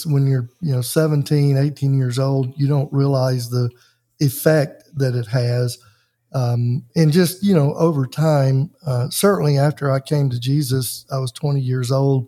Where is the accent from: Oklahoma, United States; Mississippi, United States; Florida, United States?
Mississippi, United States; We might go to church at Easter, which was kind of weird because in Mississippi, you know, everybody goes to church